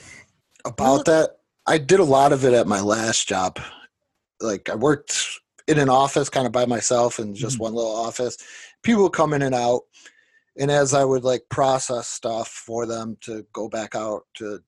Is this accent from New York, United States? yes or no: yes; Niagara Falls, New York, United States; I'm from Niagara Falls